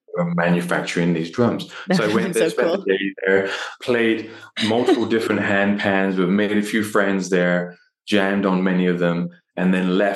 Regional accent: London, United Kingdom; moved away; I was born in London, in England. My parents are from Delhi, from India

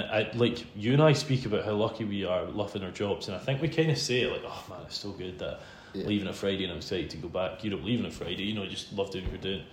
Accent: Isle of Arran, Scotland, United Kingdom; I'm from Isle of Arran, um, not the one that's famous for wool, the one that's famous for whiskey

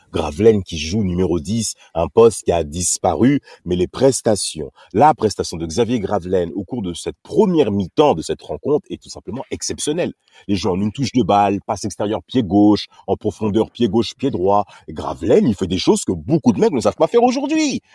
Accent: Paris, Île-de-France, France; je suis à Paris, je suis parisien par les parents, on le sait tout bien, voilà, on a été éduqué ici

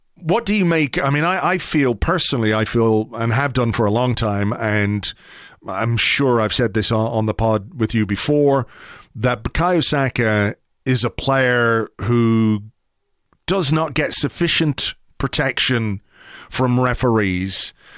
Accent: Ireland

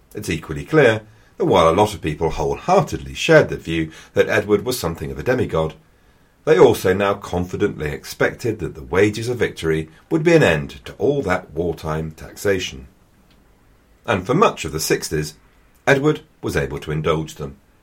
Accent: England, United Kingdom; I am also an Englishman

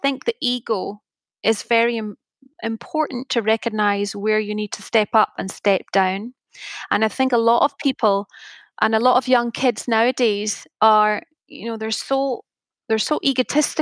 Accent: Scotland, United Kingdom; being Scottish

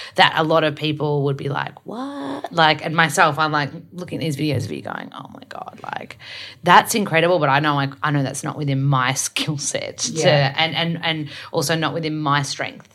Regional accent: Melbourne, Victoria, Australia; I'm from Melbourne, so I love AFL footy

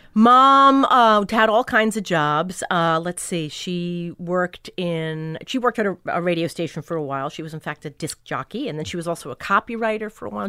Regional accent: Long Island, New York, United States; also born or lived in Brooklyn / Bay Shore / West Islip / Babylon; Grew up on Long Island.

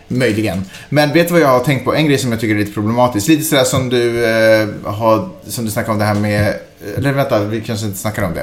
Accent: Finland; accent: Finland-Swedish; now in Sweden; jag, som ändå är första generationens invandrare i Sverige

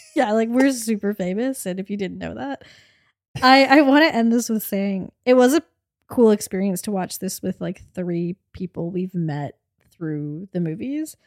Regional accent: Canada; the Canadian millennial suburban movie loving, came-of-age in the aughts that we are

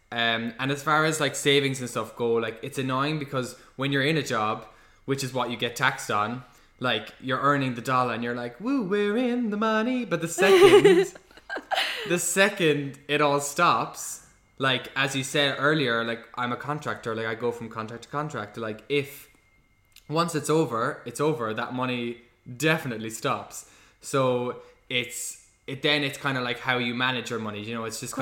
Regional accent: Cork, Munster, Ireland; born or raised there; moved away as an adult; also born or lived in London

